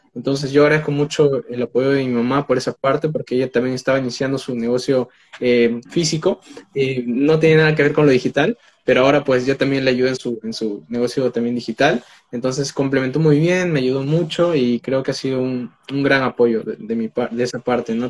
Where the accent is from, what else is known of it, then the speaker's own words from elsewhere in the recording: Peru; tengo 19 años, soy de Perú